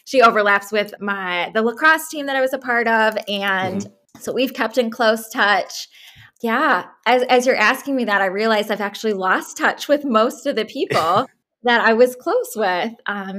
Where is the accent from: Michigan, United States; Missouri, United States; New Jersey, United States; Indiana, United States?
Missouri, United States; St. Louis; I was born and raised in St. Louis